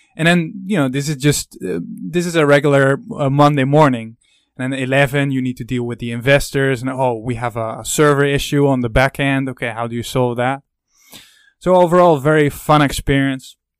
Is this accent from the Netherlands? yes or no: yes; Netherlands; I'm from the Netherlands, you i'm very curious if people would recognize the accent